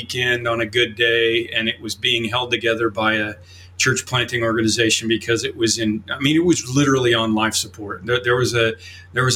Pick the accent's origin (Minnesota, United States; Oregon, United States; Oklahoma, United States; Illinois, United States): Oklahoma, United States; moved away as an adult; now in Chicago, United States; I grew up in Oklahoma